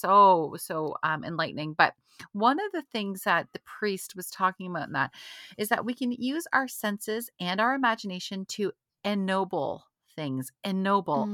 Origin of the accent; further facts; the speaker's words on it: Canada; being Canadian